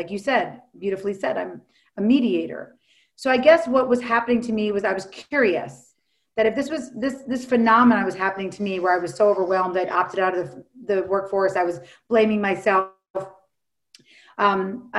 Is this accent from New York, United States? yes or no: yes; New York City, New York, United States; now in Los Angeles, United States; I live in Los Angeles now, even though I'm from New York City.